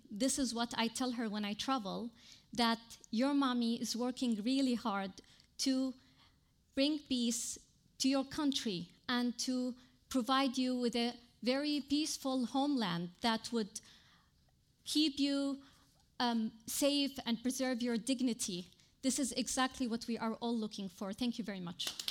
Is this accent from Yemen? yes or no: yes; Yemen; now in Lebanon; from Yemen